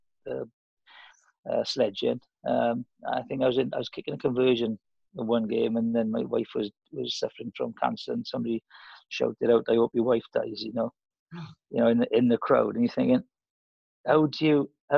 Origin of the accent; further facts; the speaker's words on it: Welsh, Wales, United Kingdom; being Welsh.